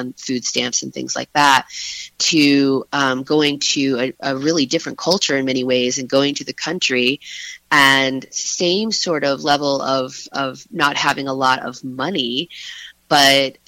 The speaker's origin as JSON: {"language": "English", "town": "Harrisonburg", "region": "Virginia", "country": "United States", "tie": "born or raised there", "also_born_or_lived": "Elkton, Virginia", "said": "So I grew up in the Shenandoah Valley. Originally, I grew up in Harrisonburg, although we moved"}